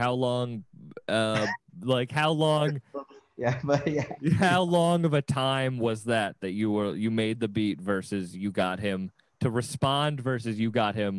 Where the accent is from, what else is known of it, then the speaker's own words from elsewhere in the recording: Massachusetts, United States; I'm in New York right now staying with my lovely producers, Ani and Irish's place. But I'm from Massachusetts.